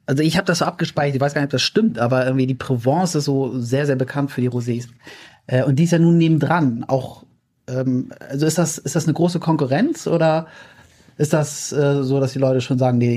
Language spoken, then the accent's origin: German; Kiel, Schleswig-Holstein, Germany; einen Strand haben wir auch bei uns in Kiel.